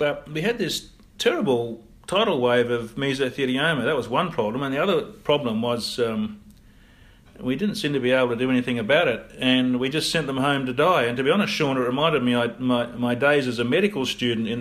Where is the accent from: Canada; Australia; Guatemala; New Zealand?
Australia; Perth, Western Australia; also born or lived in England / United States; I'm a local Perth boy. In fact, I grew up in Bassendean in a factory suburb.